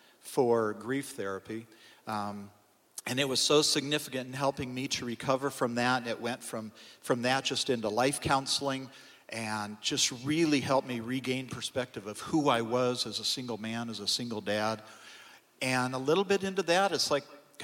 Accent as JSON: {"language": "English", "region": "California", "country": "United States", "tie": "born or raised there", "also_born_or_lived": "Colorado", "moved": "as an adult", "said": "I grew up in California"}